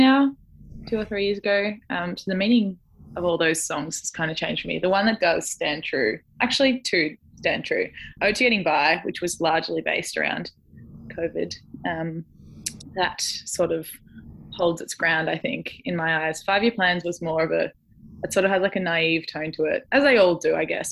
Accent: Jan Juc, Victoria, Australia; near my hometown of Janjuk, down on the Great Ocean Road

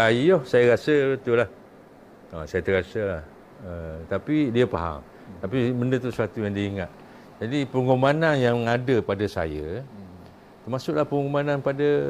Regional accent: Kemaman, Terengganu, Malaysia; moved away; saya anak Kemaman. Saya orang Kemaman, budak Kemaman, besar Kemaman mak ayah saya mati di Kemaman.

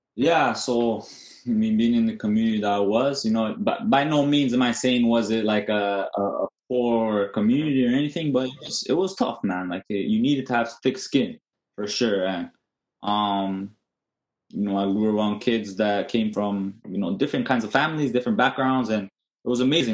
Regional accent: Toronto, Ontario, Canada; I was born in Toronto. Uh, we lived there for probably the first six years of my of my uh, my life

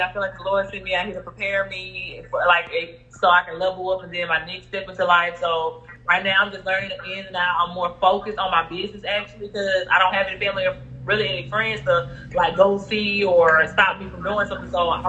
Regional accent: Lake Providence, Louisiana, United States; I am the owner of Financial Freedom. I was born in Lake Providence, Louisiana. I am 25 years old.

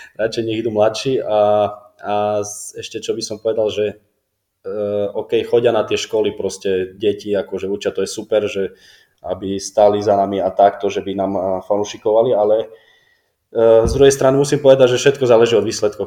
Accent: Prešov Region, Slovakia; accent: Šariš dialect; moved away as an adult; now in Kraków, Poland; my, čo sme zo Slovenska, tak my sme to chytili rýchlo, jak hovoríš, eh, vieš, šariština a tak, tak ja som nemal problém vôbec

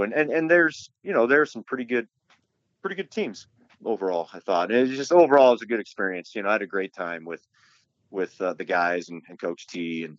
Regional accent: Atlantic, Iowa, United States; also born or lived in Maryville, Missouri / Cedar Falls, Iowa; back in my hometown, Atlantic, Iowa, then Cedar Falls

